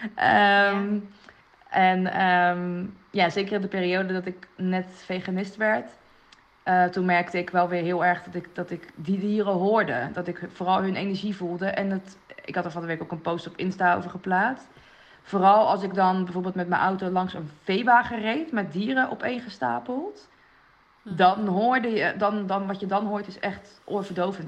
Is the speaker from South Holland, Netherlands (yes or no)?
yes; Rotterdam, South Holland, Netherlands; daar ben ik ook opgegroeid in Rotterdam